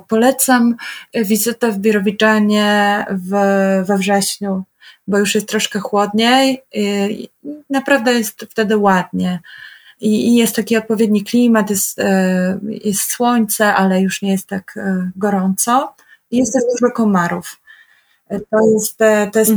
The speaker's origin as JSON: {"language": "Polish", "country": "Poland", "said": "ja jestem z Polski"}